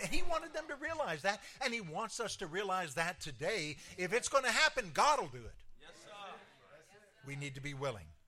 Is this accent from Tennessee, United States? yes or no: yes; Clarksville, Tennessee, United States; moved away; my hometown, Clarksville, Tennessee